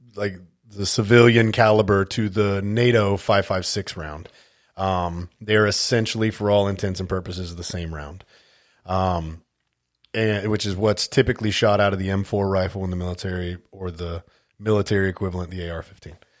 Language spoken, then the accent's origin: English; California, United States; moved away as an adult; also born or lived in Las Vegas, Nevada / Grand Forks, North Dakota / Alaska; I was born and raised in California